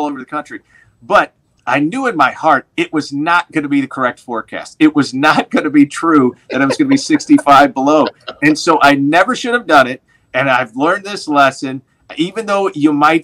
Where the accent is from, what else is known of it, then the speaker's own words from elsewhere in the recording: St. Louis, Missouri, United States; moved away as an adult; also born or lived in Des Moines, Iowa; now in Milwaukee, United States; that's my hometown